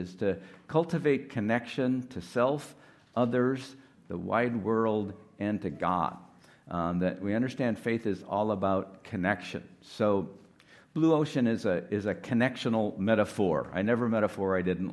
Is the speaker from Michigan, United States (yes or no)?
yes; Detroit, Michigan, United States; moved away as an adult; also born or lived in Ann Arbor, Michigan; I'm from Detroit